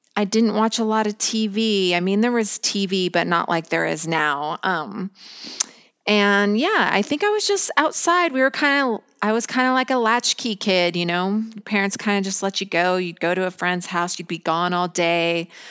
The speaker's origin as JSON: {"language": "English", "region": "Colorado", "country": "United States", "tie": "born or raised there", "said": "I grew up in a small town in Colorado"}